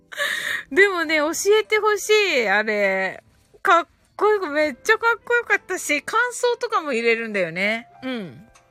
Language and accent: Japanese; Kumamoto, Japan; 熊本生まれ